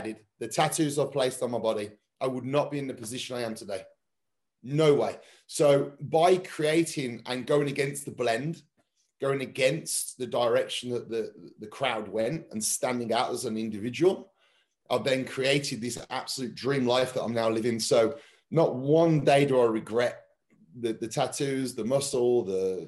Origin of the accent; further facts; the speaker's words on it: England, United Kingdom; for me being English football is it's everything.